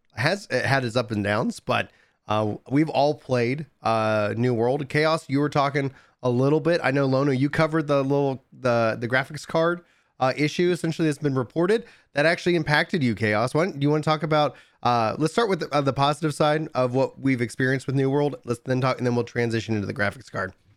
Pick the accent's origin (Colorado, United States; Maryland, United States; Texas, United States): Texas, United States; East; I grew up in East Texas. I was born in East Texas.